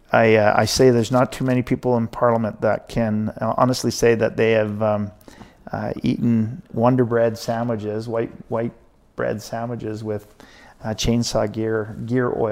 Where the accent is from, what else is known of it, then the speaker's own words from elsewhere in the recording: Williams Lake, British Columbia, Canada; also born or lived in Ashcroft / Merritt / Princeton; I, I really call Williams Lake my hometown because right. I spent the most time there.